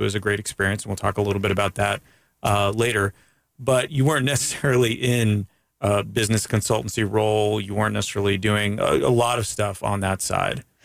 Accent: Canada; now in United States; I'm from Canada

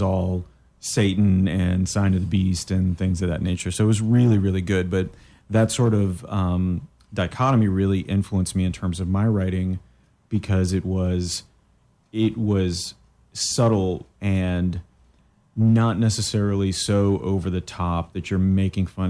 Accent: Canada; moved away; I'm from Canada as well

